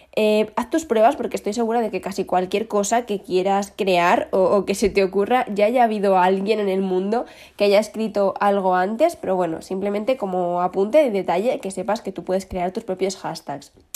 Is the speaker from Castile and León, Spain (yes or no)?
yes; León, Castile and León, Spain; somos el León de España